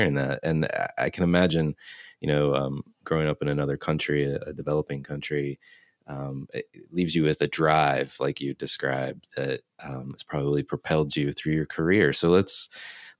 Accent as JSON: {"language": "English", "country": "United States", "tie": "born or raised there", "said": "I grew up in the United States"}